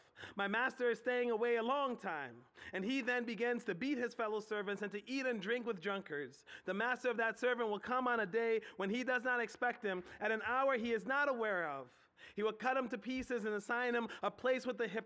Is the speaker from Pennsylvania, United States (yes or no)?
yes; Philadelphia, Pennsylvania, United States; moved away as an adult; now in Harrisburg, United States; I grew up in Southwest Philly